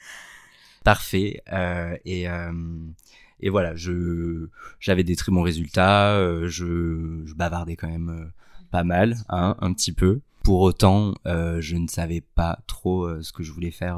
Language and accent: French; Sète, Occitania, France; j'ai grandi à Sète, qui est une ville, une petite ville dans le sud